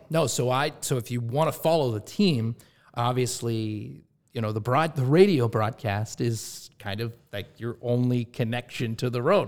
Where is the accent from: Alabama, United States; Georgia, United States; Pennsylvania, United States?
Pennsylvania, United States; Pittsburgh; moved away; Pittsburgh, my hometown